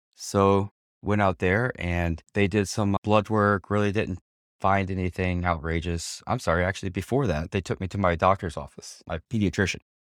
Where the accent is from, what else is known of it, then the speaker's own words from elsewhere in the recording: Houma, Louisiana, United States; also born or lived in Sanford, Florida; now in Orlando, United States; Born and raised in South Louisiana, little town called Homa. It's about sixty miles south, southwest of New Orleans.